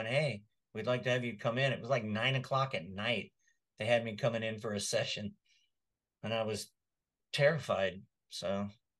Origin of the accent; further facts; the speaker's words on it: Texas, United States; moved away as an adult; also born or lived in Washington State; now in North Texas, United States; I grew up in Texas, but Washington State, because I lived there for almost 40 years, it feels more like home